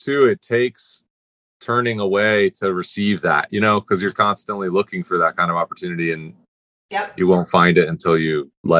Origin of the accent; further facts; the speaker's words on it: New York City, New York, United States; Like, mm-hmm, New York, mm-hmm, City.